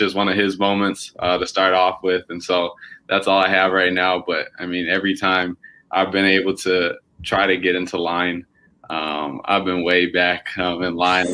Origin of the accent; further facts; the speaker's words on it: Minnesota, United States; growing up in Minnesota